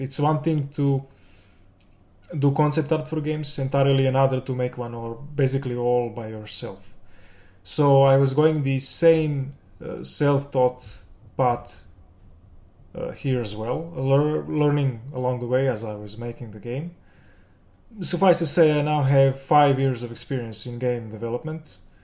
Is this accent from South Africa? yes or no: no; Belgrade, Serbia; I'm from Serbia, the capital Belgrade.